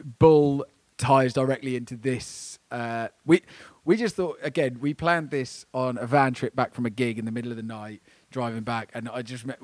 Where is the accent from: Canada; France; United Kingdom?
United Kingdom; Essex, East of England; also born or lived in Germany; I was born in Germany because my dad was in the army. My parents divorced when I was, like, three. Me and my mum moved back over to Essex